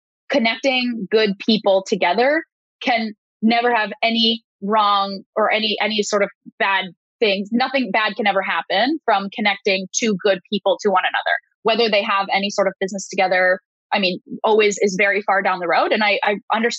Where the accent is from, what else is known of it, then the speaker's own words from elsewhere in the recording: Canada; I'm a Canadian